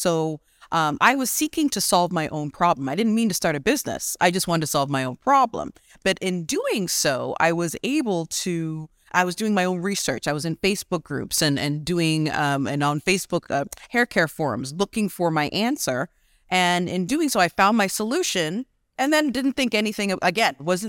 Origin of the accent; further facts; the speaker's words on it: Canada; also born or lived in Ghana; So because I was born in Ghana, and came to Canada as I was small, my mom's always been an entrepreneur.